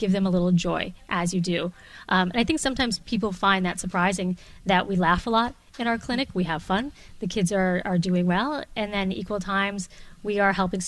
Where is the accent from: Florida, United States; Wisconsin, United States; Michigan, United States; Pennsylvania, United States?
Wisconsin, United States; also born or lived in Chicago; now in Boston, United States; I'm from Wisconsin